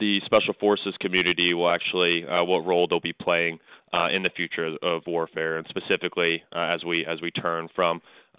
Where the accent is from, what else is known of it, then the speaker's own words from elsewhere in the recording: Baltimore, Maryland, United States; I was born in Baltimore.